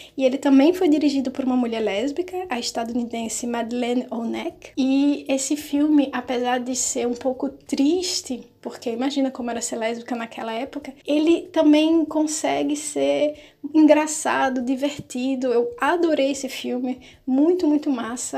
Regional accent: Northeast Region, Brazil; eu sou nordestina

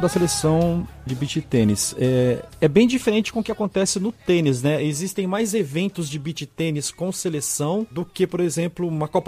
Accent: Maringá, Paraná, Brazil; Eu sou de Maringá, né?

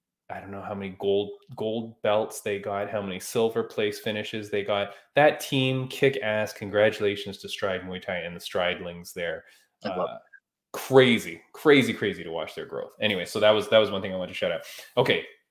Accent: Canada; I'm Canadian.

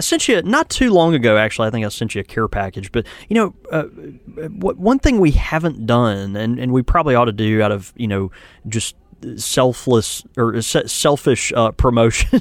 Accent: the South, United States; I'm from the South.

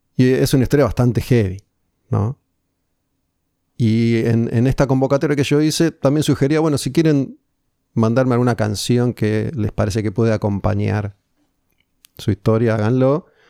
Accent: Argentina; uno como argentino

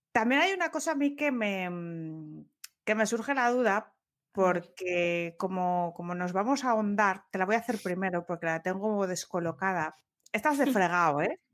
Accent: Asturias, Spain; Como yo asturiana

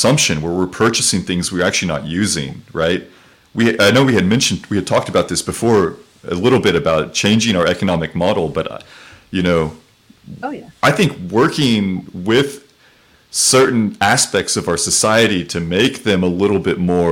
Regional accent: Oklahoma, United States; moved away; also born or lived in Texas; I was born in Oklahoma

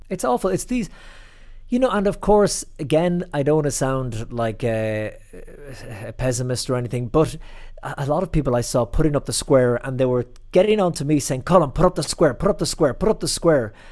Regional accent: County Clare, Munster, Ireland; moved away as an adult; also born or lived in New York City, United States; now in Rome, Italy; I'm from the Banner County, County Clare

